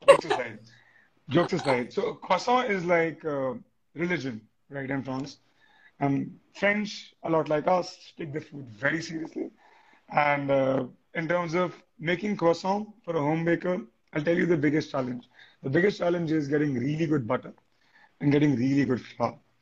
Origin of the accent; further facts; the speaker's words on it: India; being an Indian